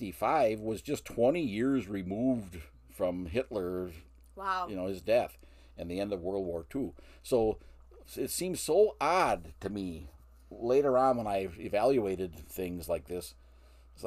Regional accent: Marinette, Wisconsin, United States; now in Sheboygan, United States; I live now in Sheboygan, but I grew up in Marinette, Wisconsin

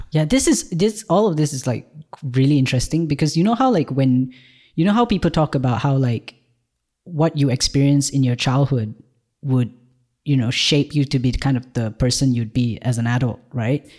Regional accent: Malaysia; moved away as an adult; now in Ireland; I've just moved to Ireland from Malaysia, where I was born

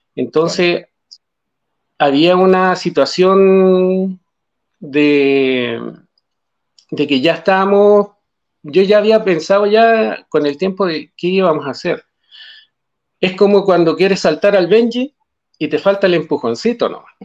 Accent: Calama, Antofagasta, Chile; nosotros somos de Calama, de la zona norte del país

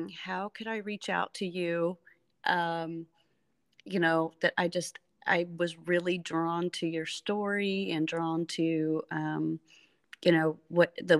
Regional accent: Evansville, Indiana, United States; also born or lived in Lafayette, Indiana; I grew up in Evansville and, then I went to Purdue

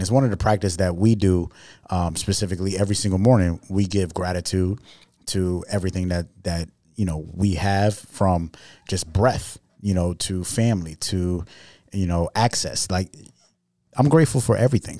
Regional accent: New York City, New York, United States; I'm from New York City

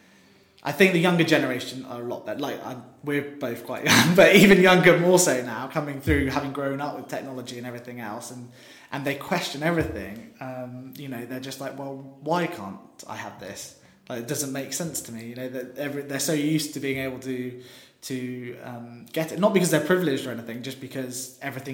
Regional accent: West Country, South West England, United Kingdom; now in London, United Kingdom; we're all from the West Country

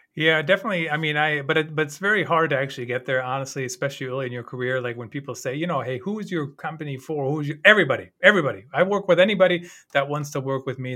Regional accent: Germany; moved away; growing up in Germany

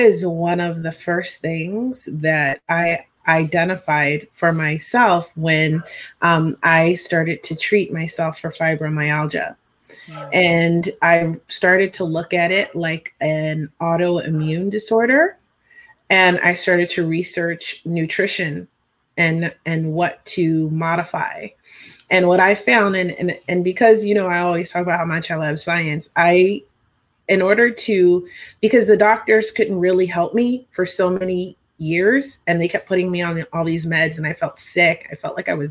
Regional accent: Hershey, Pennsylvania, United States; I grew up in Hershey, Pennsylvania.

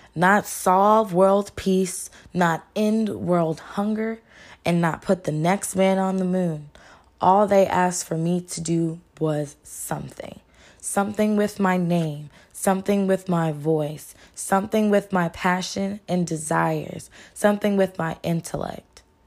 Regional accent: Texas, United States; I'm from the Lone Star State, where everything is bigger and better in Texas.

